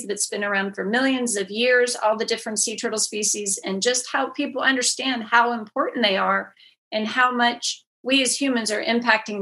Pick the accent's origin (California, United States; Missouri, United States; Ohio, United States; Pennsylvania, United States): Pennsylvania, United States; just outside of Pittsburgh, Western; born or raised there; moved away; also born or lived in Houston